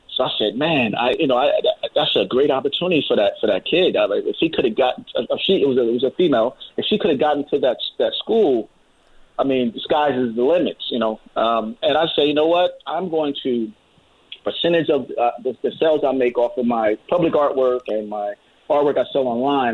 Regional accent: United States; we're all American

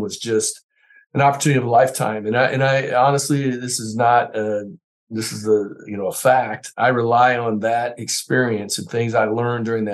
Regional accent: Northern Indiana, United States; growing up in Northern Indiana as a big IU fan

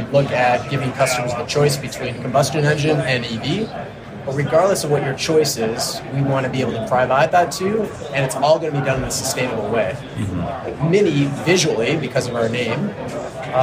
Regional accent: Canada; I'm Canadian

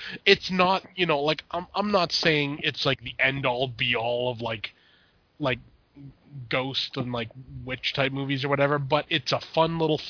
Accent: Canada; Now, I'm Canadian. I don't know much about the states

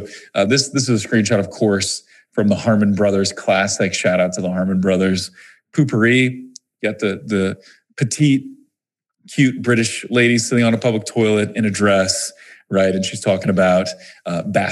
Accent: Missouri, United States; I'm from Missouri, right? Missouri is the show me state. We're very skeptical people, I guess, in Missouri

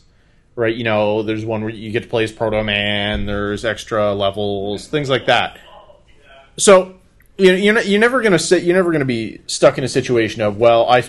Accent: Barrie, Ontario, Canada; I grew up in Barrie

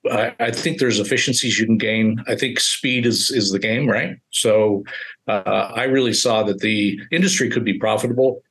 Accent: Colfax, California, United States; now in Reno, United States; I really wanted to get close to my hometown. Reno is uh, about an hour outside of Colfax, uh, California, which is 1,900 people my mom's 83

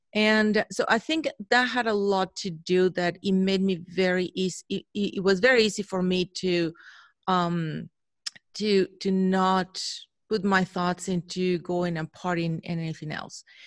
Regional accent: Mexico; moved away as an adult; now in Chicago, United States; I was born in Mexico, born and raised there in Mexico, went to school there.

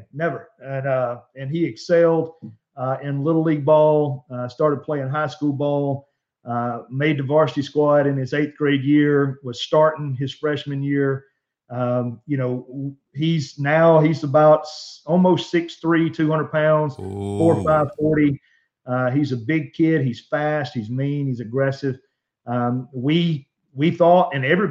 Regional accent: Alabama, United States; we're from Alabama.

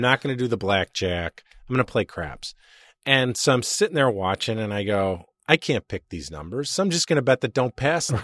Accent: Chicago, Illinois, United States; I'm from Chicago

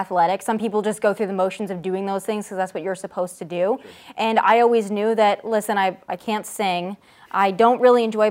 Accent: South Dakota, United States; moved away as an adult; also born or lived in Las Vegas, Nevada; now in Los Angeles, United States; born and raised in Middle America in South Dakota

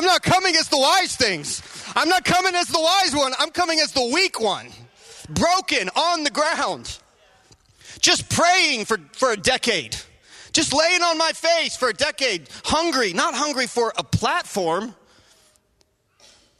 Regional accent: Virginia, United States; I'm from Virginia

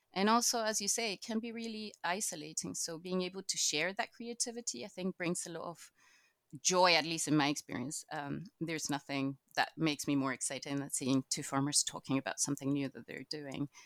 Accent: Chile; moved away as an adult; now in Scotland; I'm actually from Latin America. I'm Chilean

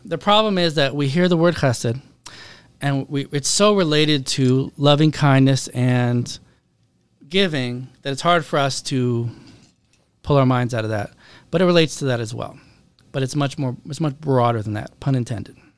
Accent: Seattle, Washington, United States; I grew up in Seattle, Washington

